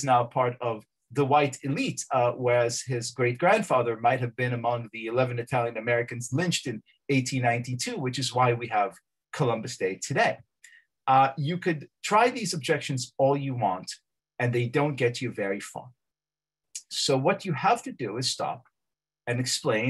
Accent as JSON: {"language": "English", "country": "Israel", "moved": "yes", "lives_now": "United States", "said": "I'm from Israel."}